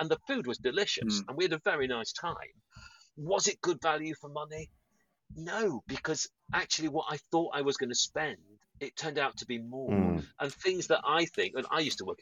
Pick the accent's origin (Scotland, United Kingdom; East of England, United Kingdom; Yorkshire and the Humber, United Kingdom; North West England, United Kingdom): Yorkshire and the Humber, United Kingdom; I'm from Yorkshire.